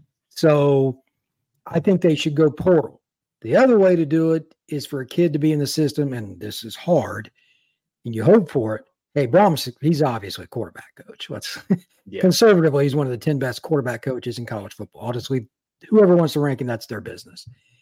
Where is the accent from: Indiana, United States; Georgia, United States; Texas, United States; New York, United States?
Indiana, United States; I grew up in Indiana.